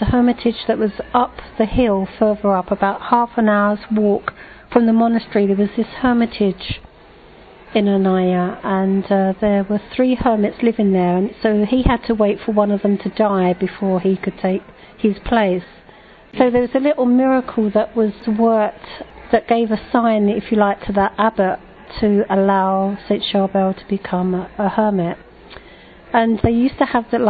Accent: London, United Kingdom; I come from Eltham in London

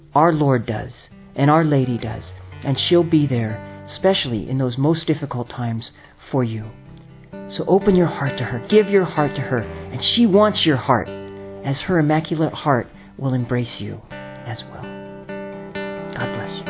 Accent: California, United States; also born or lived in New York; I'm from California, priest with the Franciscan Friars of the Renewal out of New York

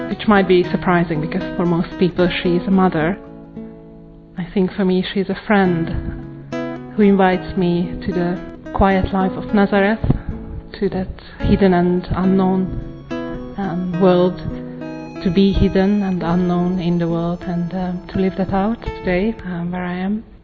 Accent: Hungary; I'm from Hungary.

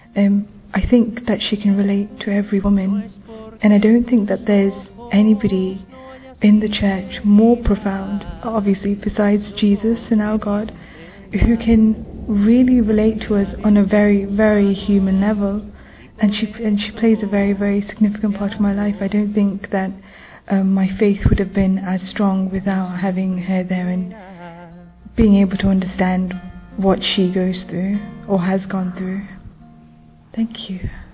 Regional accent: United Kingdom; I'm British.

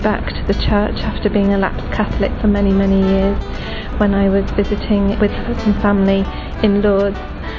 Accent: England, United Kingdom; I am from England.

